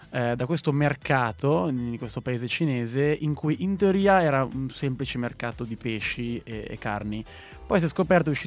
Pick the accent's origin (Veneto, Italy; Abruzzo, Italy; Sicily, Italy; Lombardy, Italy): Abruzzo, Italy; Io abruzzese sopravvissuto al virus